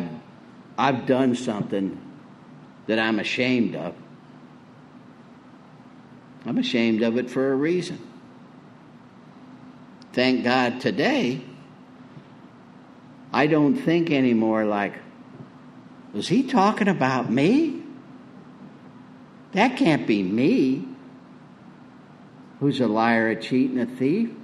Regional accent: Tornado Alley, United States; I grew up in Tornado Alley

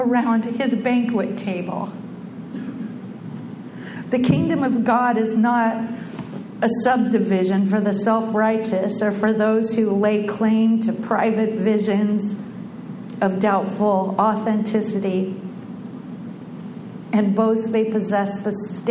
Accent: Bellingham, Washington, United States; I was born in the Pacific Northwest in Bellingham, Washington, a little hippie town, and I was one of six kids

